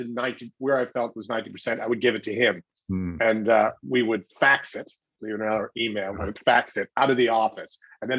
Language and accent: English; Newfoundland and Labrador, Canada; I was obviously from Newfoundland